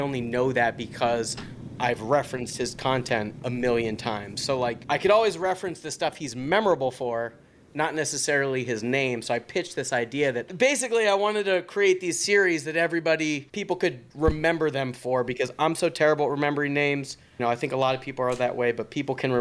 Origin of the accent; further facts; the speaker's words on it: Pittsburgh, Pennsylvania, United States; I'm from Pittsburgh